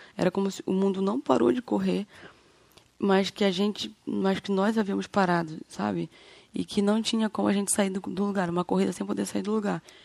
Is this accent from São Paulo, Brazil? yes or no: no; Macapá, Amapá, Brazil; sou de Macapá, aqui no Amapá